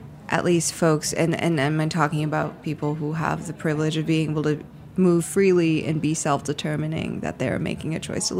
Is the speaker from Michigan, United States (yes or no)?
yes; outside of Detroit, Michigan, United States; moved away as an adult; also born or lived in Ann Arbor, Michigan; now in New York, United States; I was born outside of Detroit and I spent my youth years there, and I went to college in Ann Arbor